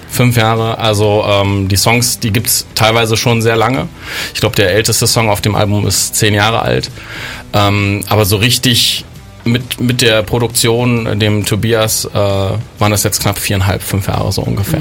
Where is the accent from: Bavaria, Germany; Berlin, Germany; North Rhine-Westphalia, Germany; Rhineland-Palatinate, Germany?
Berlin, Germany; moved away as an adult; now in Bonn, Germany; ich bin ja ursprünglich aus Berlin, bin also kein Bonner äh, und bin mit circa 20 äh, nach Bonn gegangen